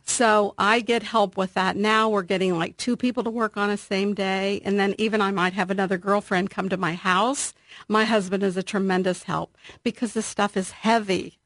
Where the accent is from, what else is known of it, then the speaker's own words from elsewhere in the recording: Columbus, Ohio, United States; I grew up in Alton, which is on the west side of Columbus